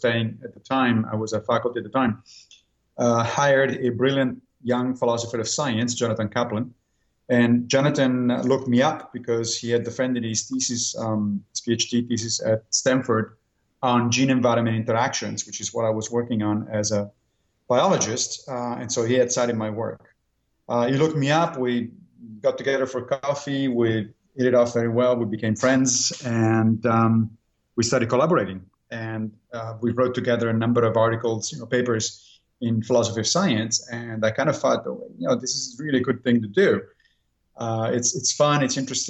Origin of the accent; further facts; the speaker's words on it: Italy; moved away as an adult; now in New York, United States; I grew up in Italy, and there philosophy is mandatory subject of study in high school.